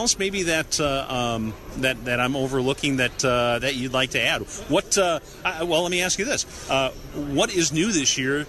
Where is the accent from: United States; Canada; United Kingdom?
United States; La Crosse, Wisconsin; I'm from La Crosse